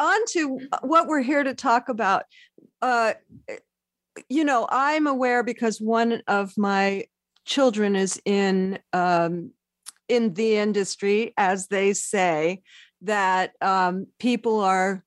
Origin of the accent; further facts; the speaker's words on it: Oakland, California, United States; moved away; We're both born there, left, and now I live a mile from where I was born in Oakland.